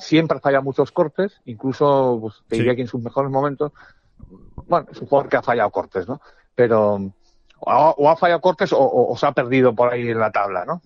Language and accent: Spanish; Spain; yo soy de España, como español, europeo